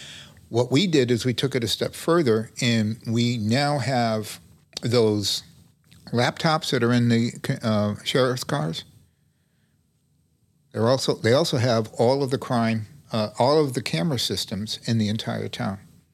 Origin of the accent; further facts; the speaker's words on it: Springfield, Massachusetts, United States; I came from Springfield.